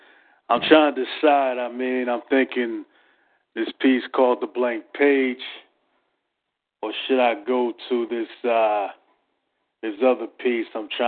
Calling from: Philadelphia, Pennsylvania, United States; I'm calling from Philadelphia, Pennsylvania.

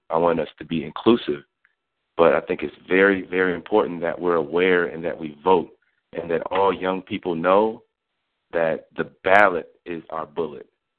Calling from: Milwaukee, Wisconsin, United States; I'm calling from Milwaukee in southeastern Wisconsin.

